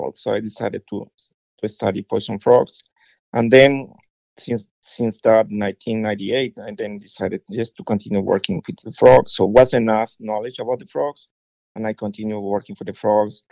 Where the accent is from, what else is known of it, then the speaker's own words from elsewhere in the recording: Ecuador; moved away; I was born in Ecuador, so that's in the middle of the equator